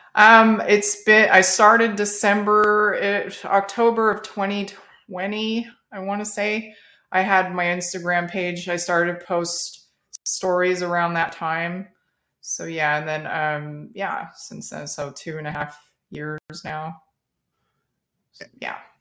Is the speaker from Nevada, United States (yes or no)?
yes; Las Vegas, Nevada, United States; moved away as an adult; now in Texas, United States; I'm, I'm a native Las Vegas, native of Las Vegas